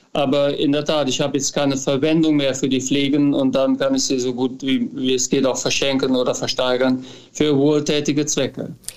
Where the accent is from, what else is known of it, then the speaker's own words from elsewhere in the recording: near Düren, North Rhine-Westphalia, Germany; moved away as an adult; also born or lived in United States; now in Cologne, Germany; ich komme ja aus der Gegend, aus also der Nähe von Düren